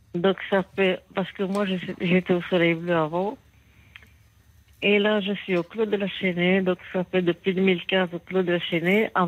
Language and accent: French; Béthune, Hauts-de-France, France; je suis native du Pas-de-Calais